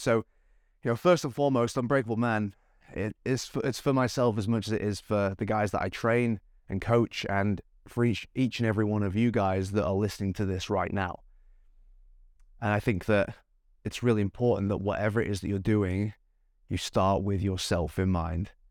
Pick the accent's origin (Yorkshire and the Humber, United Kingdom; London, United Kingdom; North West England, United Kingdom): North West England, United Kingdom; Manchester; now in Gold Coast, Australia; I live on the Gold Coast of Australia. I was born in Manchester, in England